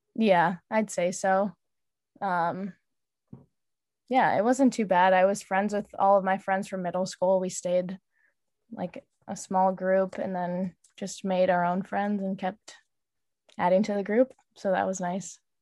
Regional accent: River Forest, Illinois, United States; also born or lived in Logan Square, Chicago; I grew up in River Forest and I'm living in Logan Square right now

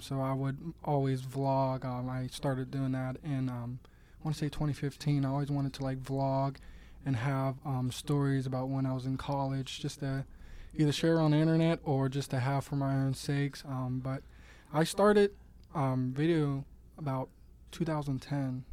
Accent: Swissvale, Pennsylvania, United States; I'm originally from Swissville, not too far from, uh, Mass Solutions headquarters

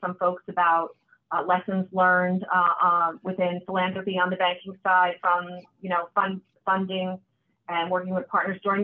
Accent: Hamilton, New Jersey, United States; also born or lived in Poughkeepsie, New York / Ocean County, New Jersey; in my teen years, we moved to New Jersey. I grew up in Hamilton, graduated from Nottingham High School there.

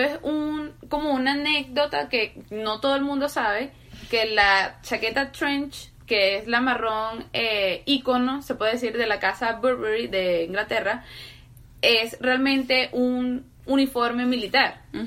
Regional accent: Venezuela; nosotros somos venezolanas

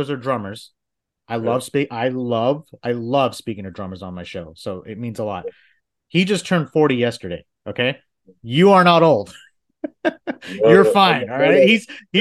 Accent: Dallas, Texas, United States; I've been living in Dallas for over 20 years

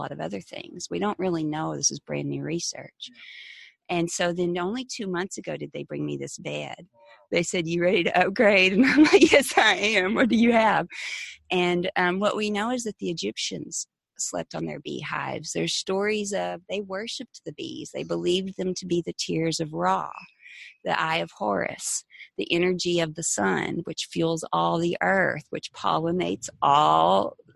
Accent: the Bible Belt, United States; growing up in the Bible Belt

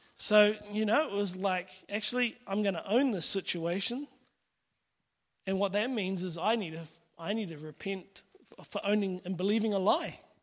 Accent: Pakuranga, Auckland, New Zealand; I grew up in Pekaranga

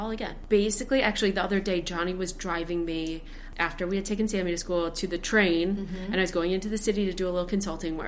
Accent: Michigan, United States; now in Brooklyn, United States; I was born and raised in Michigan

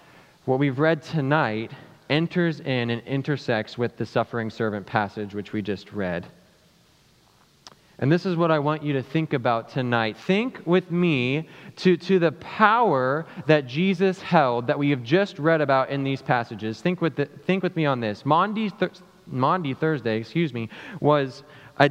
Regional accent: South Africa; also born or lived in St. Louis, United States; now in United States; I'm from South Africa

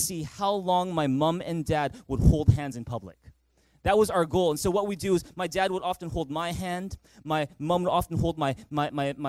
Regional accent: Vancouver, British Columbia, Canada; growing up in Vancouver, we had a family tradition

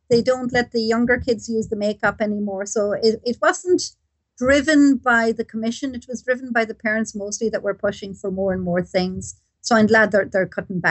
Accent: Mullingar, Leinster, Ireland; I come from Mullingar

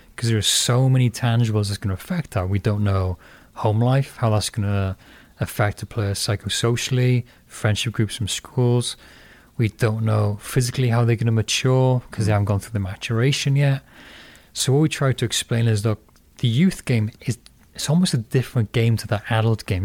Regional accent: Porthcawl, Wales, United Kingdom; moved away as an adult; now in Fremont, United States; where I grew up in Puthcall, you had local towns, Cannelly, Canfig Hill, um, Pile.

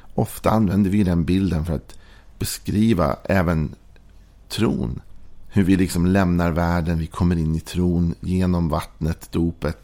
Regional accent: Sweden; vi är svenskar

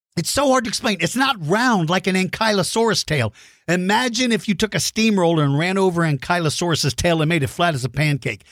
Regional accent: Texas, United States; my home state

